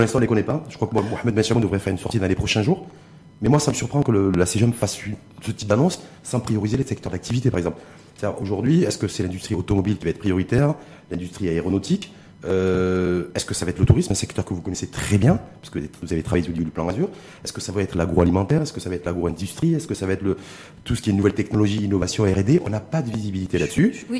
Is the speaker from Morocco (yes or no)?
yes; Morocco; chez nous à Tanger